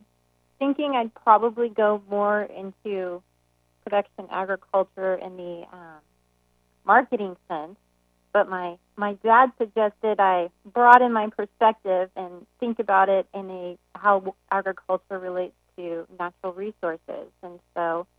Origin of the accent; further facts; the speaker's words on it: Walla Walla, Washington, United States; No, I've bounced around too, but I went to high school actually in Washington State, in Walla Walla, Washington.